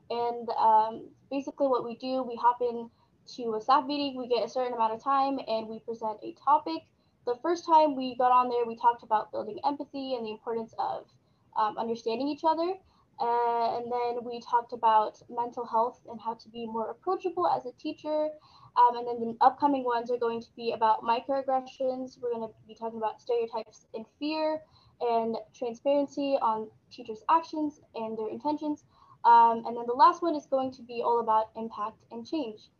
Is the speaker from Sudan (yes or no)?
yes; Sudan; what's been going on in um, Sudan, my home country